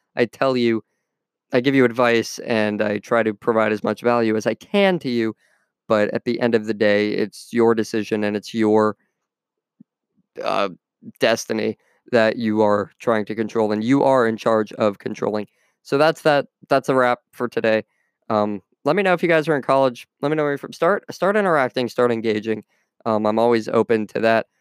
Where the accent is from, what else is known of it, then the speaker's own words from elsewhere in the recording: United States; my home country of the U S